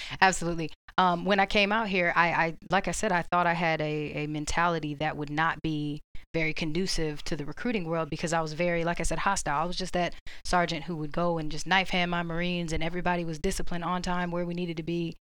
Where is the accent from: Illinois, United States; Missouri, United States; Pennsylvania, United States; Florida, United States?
Florida, United States; Orlando; moved away as an adult; now in Georgia, United States; I'm from Orlando